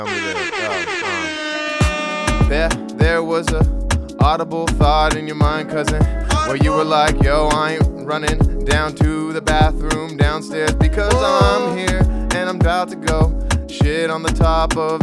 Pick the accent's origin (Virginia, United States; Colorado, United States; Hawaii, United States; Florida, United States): Hawaii, United States; growing up in Hawaii